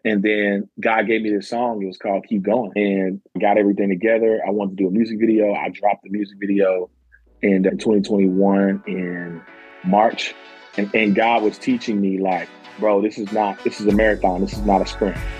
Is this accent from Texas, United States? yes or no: no; Murray, Kentucky, United States; also born or lived in Madisonville, Kentucky; I'm from Madisonville, Kentucky. I actually grew up in Murray, Kentucky